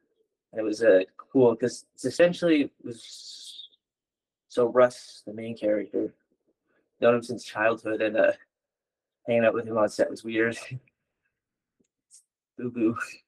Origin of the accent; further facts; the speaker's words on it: Yellowknife, Northwest Territories, Canada; born there; also born or lived in Liverpool, Nova Scotia / Bridgewater, Nova Scotia; Mi'kmaq, and so I was born in Yellowknife. It was the closest, I guess.